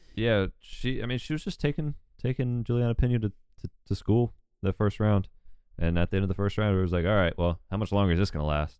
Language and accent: English; Newnan, Georgia, United States; I'm from, like, thirty minutes south of Atlanta